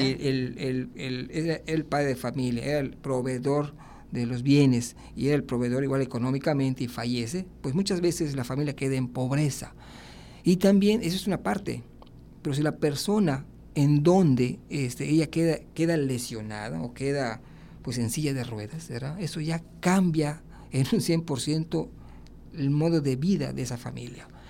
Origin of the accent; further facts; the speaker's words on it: Yucatán, Mexico; moved away as an adult; also born or lived in Monterrey, Nuevo León; now in Mérida, Mexico; yo creo que todos los yucatecos